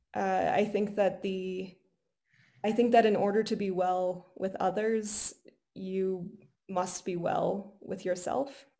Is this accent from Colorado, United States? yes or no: yes; Golden, Colorado, United States; I was born in Golden, Colorado, so really close oh. to where we are